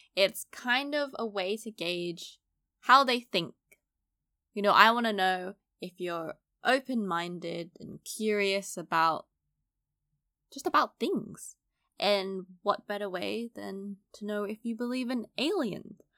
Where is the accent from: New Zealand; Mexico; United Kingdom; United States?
United Kingdom; London; I grew up in East London, so, you know, fairly multicultural.